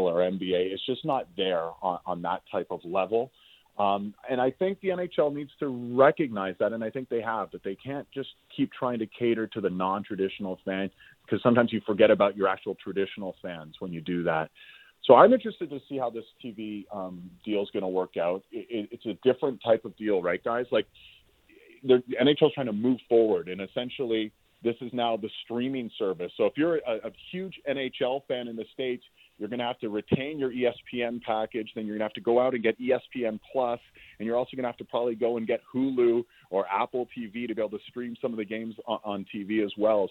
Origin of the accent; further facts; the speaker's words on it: Toronto, Ontario, Canada; also born or lived in Montreal; I grew up in Toronto, so when I went to McGill, I was I was a Leaf fan as a kid growing up